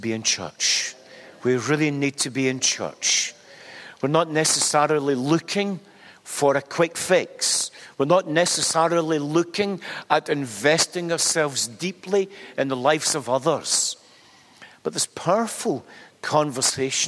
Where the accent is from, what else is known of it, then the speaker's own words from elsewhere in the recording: Glasgow, Scotland, United Kingdom; accent: Glasgow; I was born in Glasgow in the 1950s. I just made the 1950s, and no more. I speak with a Glasgow accent